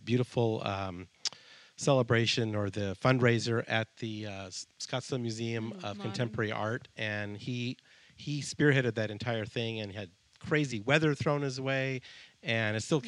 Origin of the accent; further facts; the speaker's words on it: Colombia; born there; I was born in Colombia.